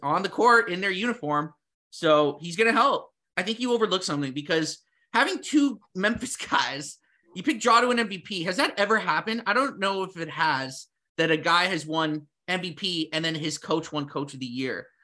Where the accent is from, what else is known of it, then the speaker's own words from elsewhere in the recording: Toronto, Ontario, Canada; we're from Toronto